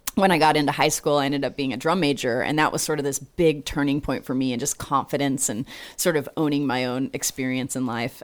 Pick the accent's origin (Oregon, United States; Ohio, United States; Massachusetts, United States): Oregon, United States; Portland; moved away as an adult; also born or lived in San Antonio, Texas; now in Austin, United States; Grew up in Oregon.